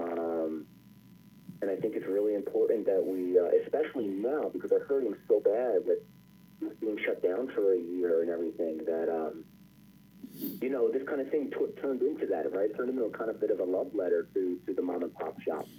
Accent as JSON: {"language": "English", "town": "Philadelphia", "region": "Pennsylvania", "country": "United States", "tie": "born or raised there", "said": "I grew up in in Overbrook in West Philly"}